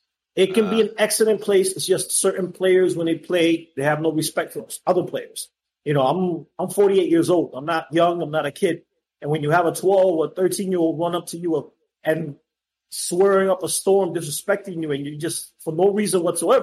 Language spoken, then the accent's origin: English; Boston, Massachusetts, United States; now in Florida, United States; listen, I came from Boston.